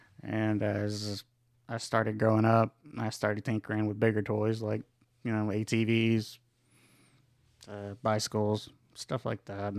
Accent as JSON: {"language": "English", "town": "Gainesville", "region": "Texas", "country": "United States", "tie": "born or raised there", "said": "Yes, sir. I grew up in Gainesville, Texas."}